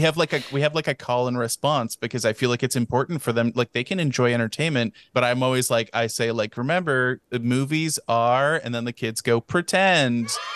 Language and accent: English; Texas, United States; I didn't go into the kindergarten here